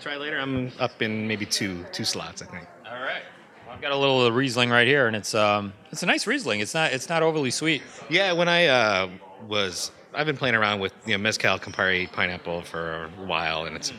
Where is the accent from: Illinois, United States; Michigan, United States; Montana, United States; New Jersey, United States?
Illinois, United States; Chicago; I'm from Chicago, Illinois.